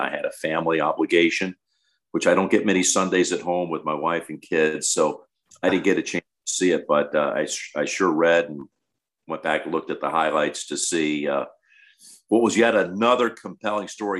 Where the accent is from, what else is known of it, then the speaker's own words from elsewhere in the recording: United States; as true blue and red, white, and blue as any American defined